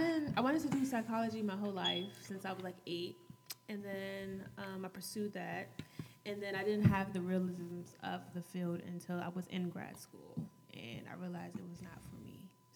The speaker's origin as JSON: {"language": "English", "region": "California", "country": "United States", "tie": "born there", "said": "I was born in California."}